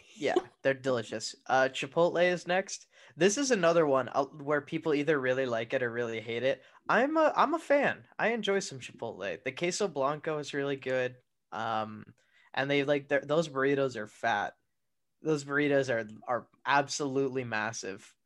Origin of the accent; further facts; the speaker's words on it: Arizona, United States; I'm from the Southwest.